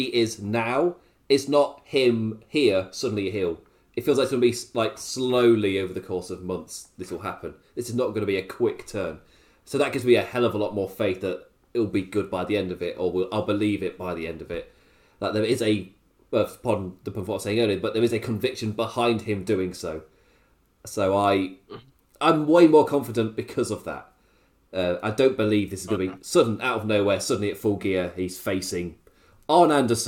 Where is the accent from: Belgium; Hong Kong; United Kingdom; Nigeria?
United Kingdom; England; as an Englishman